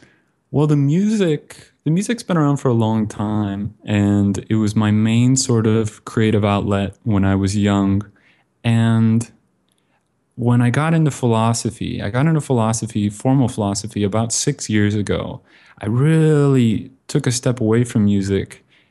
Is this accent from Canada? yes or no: no; Bend, Oregon, United States; also born or lived in Kansas City; now in Vietnam; Originally, I'm from Central Oregon, beautiful mountain town called Bend.